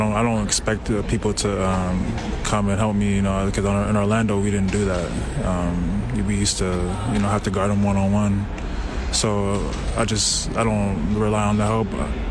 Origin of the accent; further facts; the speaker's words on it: Canada; my country, my hometown team